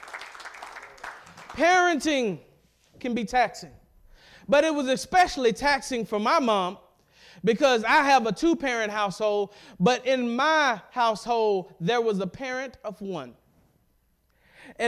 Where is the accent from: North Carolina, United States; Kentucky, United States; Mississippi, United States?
Mississippi, United States; Madison County; as a boy growing up in Madison County, Mississippi, which is part of central Mississippi